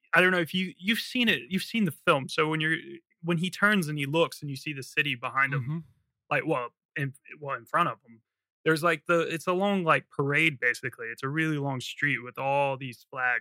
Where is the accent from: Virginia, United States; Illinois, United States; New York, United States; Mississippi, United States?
Virginia, United States; moved away as an adult; also born or lived in Philadelphia; I'm from Virginia, and I moved up to Philly for a year